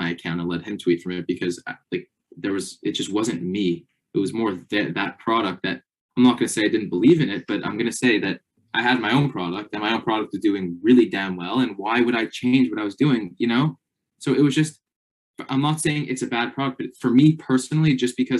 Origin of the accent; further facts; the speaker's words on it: Canada; I'm Canadian.